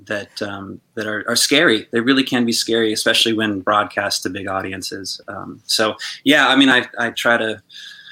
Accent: Reno, Nevada, United States; originally from Reno, Nevada

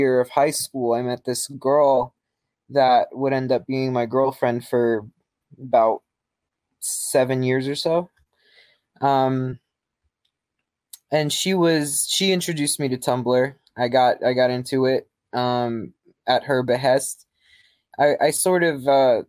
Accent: New York City, New York, United States; moved away; I grew up in New York City. I grew up in Queens

